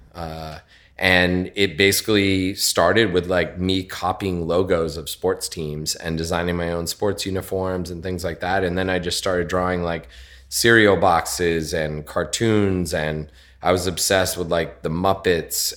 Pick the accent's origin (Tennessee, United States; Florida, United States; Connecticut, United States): Connecticut, United States; moved away as an adult; also born or lived in West Coast; now in New York, United States; I was born in Connecticut, just outside of New York